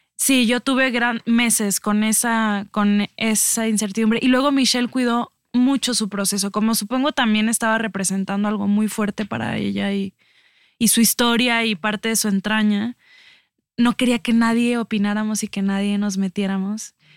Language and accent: Spanish; Mexico; como mexicanos